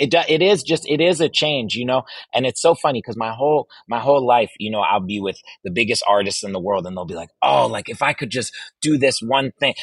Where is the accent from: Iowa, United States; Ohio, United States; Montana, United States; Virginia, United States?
Virginia, United States; I grew up in Virginia